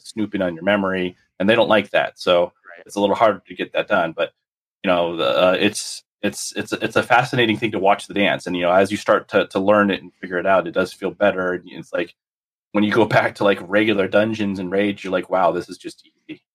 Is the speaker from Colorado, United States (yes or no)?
no; South Florida, United States; moved away; I grew up in South Florida